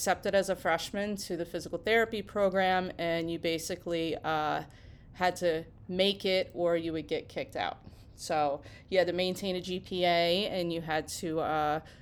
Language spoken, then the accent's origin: English; Cherry Hill, New Jersey, United States; I grew up in Cherry Hill, New Jersey, and I went to Camden Catholic High